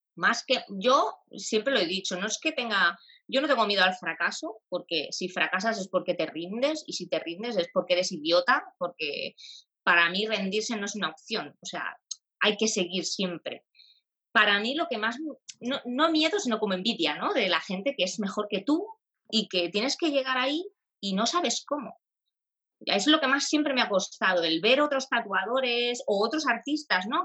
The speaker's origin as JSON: {"language": "Spanish", "town": "Sabadell", "region": "Catalonia", "country": "Spain", "said": "yo soy de Sabadell, de una ciudad aquí en Barcelona"}